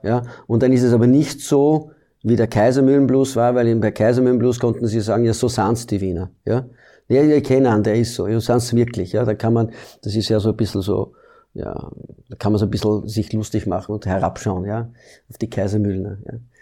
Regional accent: Belgium; moved away as an adult; now in Austria; ich komme aus Belgien, ich bin in Belgien geboren und ich habe in Belgien maturiert

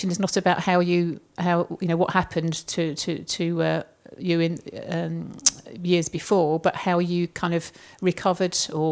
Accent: Chingford, London, United Kingdom; where I was brought up in Chingford.

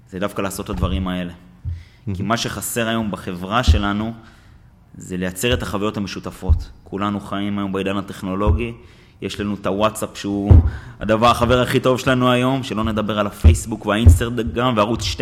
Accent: Kfar Yehezkel, Northern District, Israel; אני בתור מושבניק שגדל בכפר יחזקאל בעמק חרוד

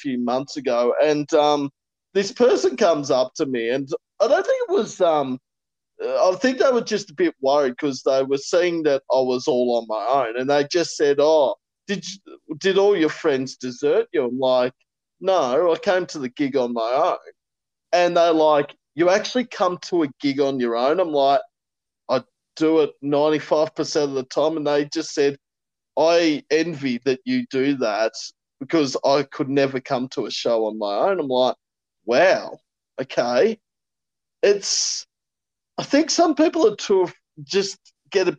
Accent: Warragul, Victoria, Australia; I'm from regional Victoria

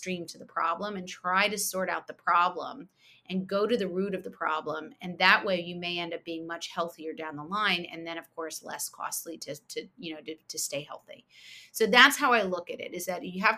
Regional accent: outside of Princeton, New Jersey, United States; moved away as an adult; also born or lived in New York City, United States / Philadelphia, United States; we moved to where I grew up outside of Princeton, New Jersey

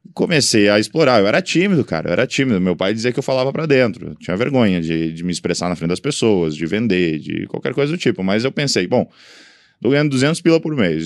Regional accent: Balneário Camboriú, Santa Catarina, Brazil; eu sou natural de Balneário Camboriú.

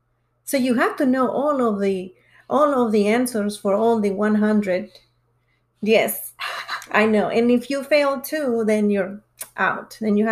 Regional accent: Reynosa, Tamaulipas, Mexico; moved away as an adult; also born or lived in Mission, Texas; now in North Carolina, United States; I was born and raised in Mexico in a small town called Reynosa.

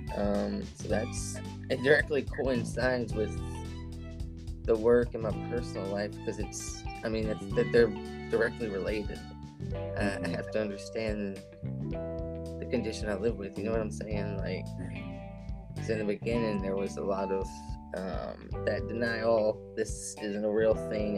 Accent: Shreveport, Louisiana, United States; moved away as an adult; also born or lived in Oklahoma / New Orleans; now in Arkansas, United States; I was born in Oklahoma, but I grew up in Louisiana around the Shreveport area.

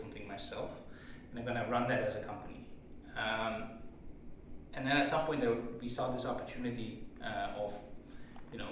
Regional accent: Netherlands; moved away as an adult; also born or lived in Taiwan; I'm from the Netherlands, right? And we tend to be a pretty free, liberal country

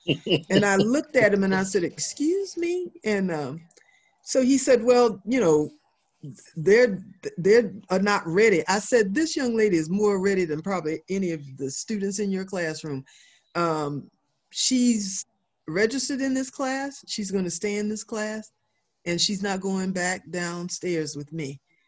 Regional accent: the South, United States; after growing up in the South, after going through integration, after really, you know, fighting a lot of prejudice and all that kind of stuff growing up in the South

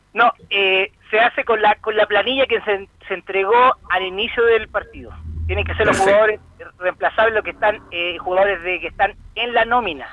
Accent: Chile; como chileno

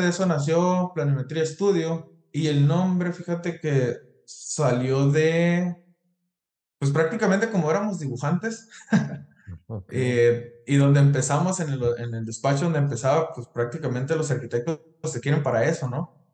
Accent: Ciudad Obregón, Sonora, Mexico; moved away as an adult; now in United States; Soy de Ciudad Obregón, Sonora

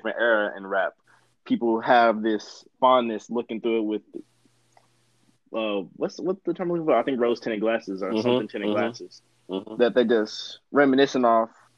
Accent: Louisville, Kentucky, United States; I'm from Louisville, Kentucky

